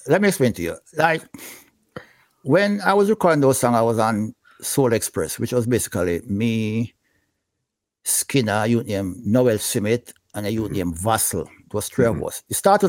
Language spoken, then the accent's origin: English; Franklin Town, Kingston, Jamaica; I'm from Franklintown, which is basically part of Dunkirk, mm-hmm. right?